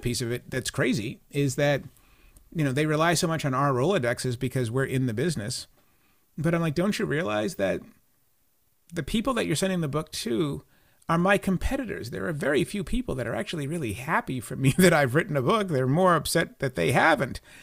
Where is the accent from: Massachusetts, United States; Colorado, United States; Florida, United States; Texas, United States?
Massachusetts, United States; Boston; I'm from Boston